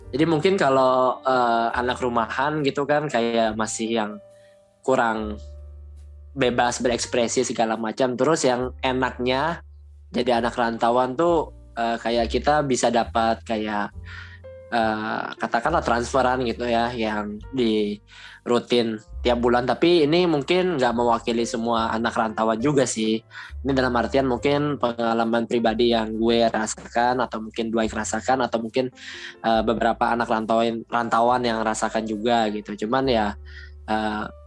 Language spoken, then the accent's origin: Indonesian; Kalimantan, Indonesia; moved away as an adult; aku dari Kalimantan